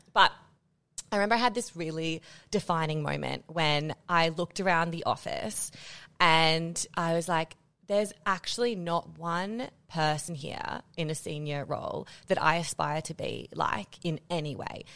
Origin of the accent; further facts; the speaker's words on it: Australia; moved away as an adult; also born or lived in Netherlands; as an Australian